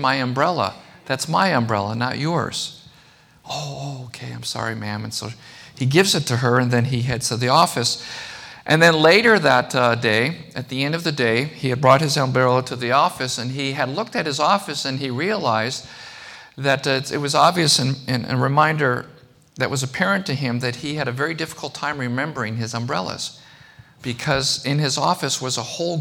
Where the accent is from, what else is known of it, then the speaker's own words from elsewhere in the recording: Chicago, Illinois, United States; I grew up here. I grew up in Chicago